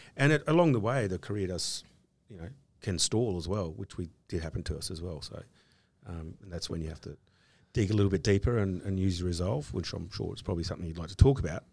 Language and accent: English; Australia; being Australian